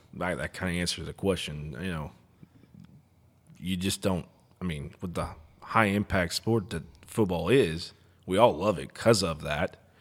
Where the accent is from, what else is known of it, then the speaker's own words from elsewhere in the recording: Texas, United States; now in Oklahoma, United States; we're all from Texas